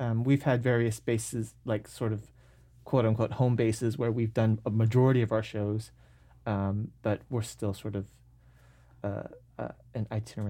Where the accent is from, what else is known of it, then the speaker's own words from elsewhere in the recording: Seattle, Washington, United States; I grew up in North Seattle, went to Nathan Hale High School, and my sister, who's a year older than I am, actually started doing theater when she was a freshman in high school.